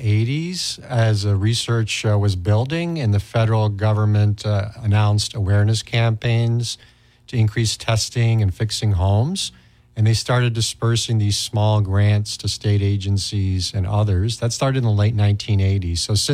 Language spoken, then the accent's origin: English; Istanbul, Turkey; moved away as an adult; now in United States; I actually grew up overseas myself. I grew up in Istanbul, Turkey, and then I came here for college. I went to college in St. Paul and McAllister, and then undergraduate school at the U of M.